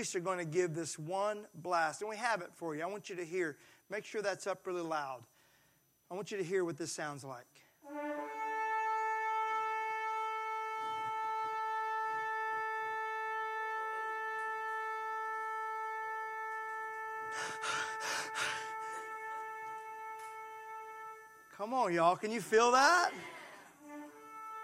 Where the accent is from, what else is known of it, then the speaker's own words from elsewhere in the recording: Mississippi, United States; I'm from Mississippi and we don't learn a lot of Hebrew there